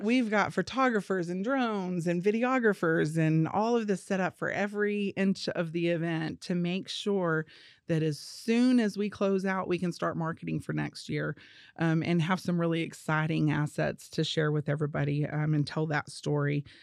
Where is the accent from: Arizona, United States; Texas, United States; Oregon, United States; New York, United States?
Texas, United States; Amarillo; also born or lived in New Mexico; growing up in Amarillo and having family with big acreage